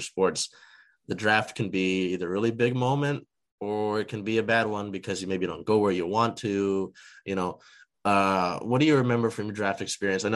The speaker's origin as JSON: {"language": "English", "town": "Seattle", "region": "Washington", "country": "United States", "said": "I'm from Seattle, so if I'm saying it sounds a little bit different to me"}